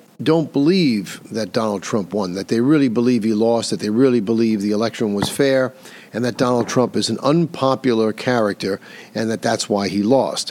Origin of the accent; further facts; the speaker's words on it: New York City, New York, United States; here in my hometown of New York City